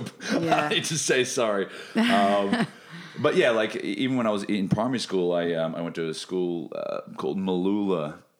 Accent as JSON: {"language": "English", "town": "Brisbane", "region": "Queensland", "country": "Australia", "tie": "born or raised there", "also_born_or_lived": "Sunshine Coast / New South Wales", "lives_now": "Melbourne, Australia", "said": "And I grew up in Brisbane and in the Sunshine Coast. And a little bit in New South Wales, like Lismore, Byron Bay, when I was a really small chil"}